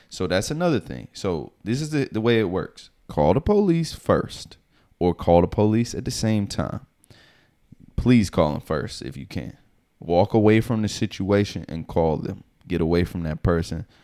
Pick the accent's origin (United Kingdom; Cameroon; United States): United States; the South; now in New York, United States; I'm from the South